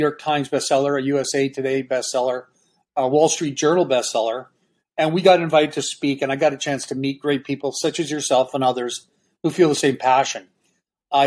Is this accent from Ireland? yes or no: no; Vancouver, British Columbia, Canada; moved away; also born or lived in Peru; I'm originally from Canada, Vancouver